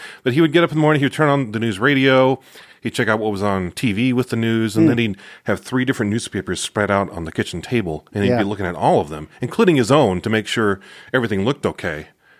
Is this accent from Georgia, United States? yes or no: no; Chino, California, United States; Grew up in Chino, California. It's in the Inland Valley.